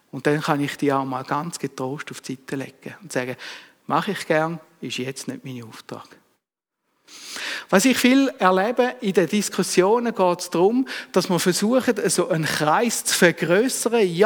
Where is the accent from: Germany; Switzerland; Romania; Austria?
Switzerland; Thurgau; born there; Ich bin als Schweizer Kind auf die Welt gekommen, ich bin als Bauernsohn auf die Welt gekommen